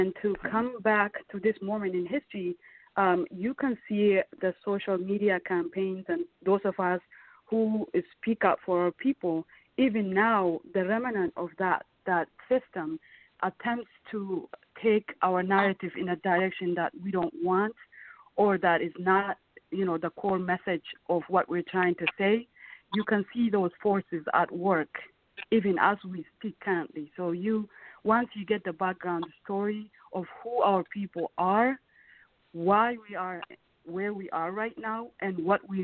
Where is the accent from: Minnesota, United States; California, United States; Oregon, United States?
Minnesota, United States; also born or lived in Ethiopia; The reason why I grew up in Minnesota is not because I loved Minnesota. It's because that's where we ended up after we fled our home country in 1998.